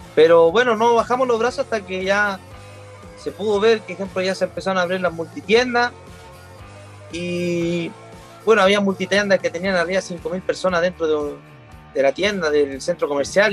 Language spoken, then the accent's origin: Spanish; Chile; somos el país de Latinoamérica